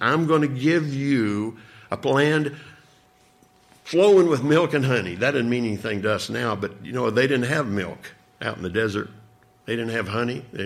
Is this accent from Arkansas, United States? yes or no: yes; Arkansas, United States; moved away; where I grew up back in Arkansas